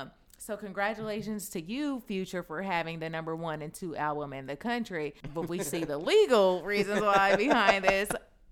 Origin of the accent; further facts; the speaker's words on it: California, United States; because I'm from the Bay over here.